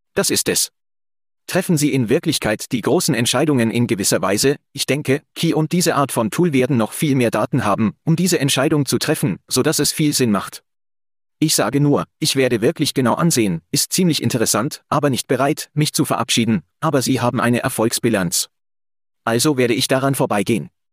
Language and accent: German; Calgary, Alberta, Canada; hier in Calgary, in meiner Heimatstadt